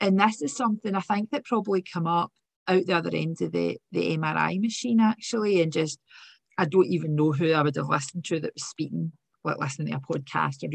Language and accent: English; Glasgow, Scotland, United Kingdom; accent: working class accent; So from Govan, grew up in Govan